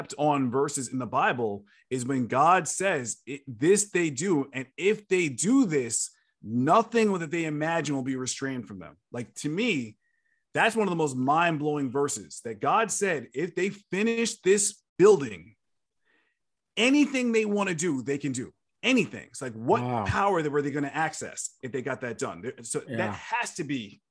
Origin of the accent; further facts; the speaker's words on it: New York City, New York, United States; now in Texas, United States; I live in Texas now, but I was born and raised in New York